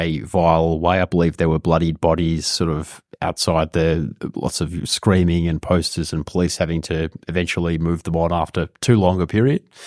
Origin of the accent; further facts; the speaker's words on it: Australia; an Australian person